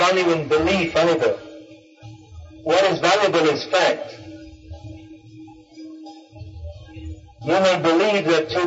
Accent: United Kingdom; I was born in Britain

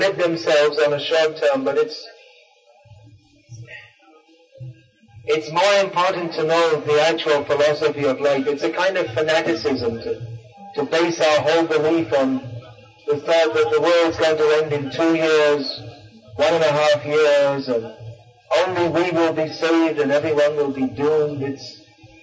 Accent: United Kingdom; I was born in Britain

